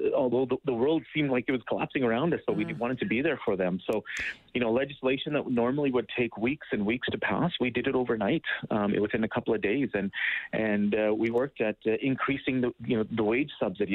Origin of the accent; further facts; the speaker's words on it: Edmonton, Alberta, Canada; also born or lived in Ottawa; I grew up in Mill Woods. Mm-hmm. I went to school here all my years of schooling